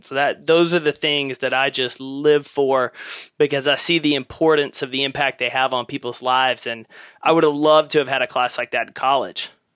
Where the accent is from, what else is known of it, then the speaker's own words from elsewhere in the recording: East Texas, United States; we grew up in East Texas.